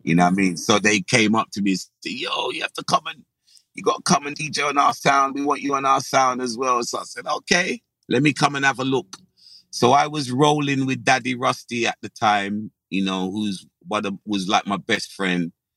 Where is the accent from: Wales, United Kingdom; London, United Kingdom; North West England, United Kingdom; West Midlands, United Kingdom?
London, United Kingdom; also born or lived in Dulwich; the majority of my childhood was in Brixton